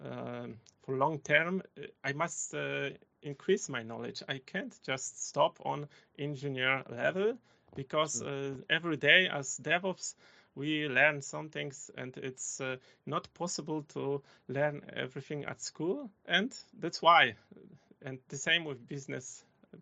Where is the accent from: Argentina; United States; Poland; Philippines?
Poland; English is a second language; moved away as an adult; now in Germany; I am coming from Poland. I was living in village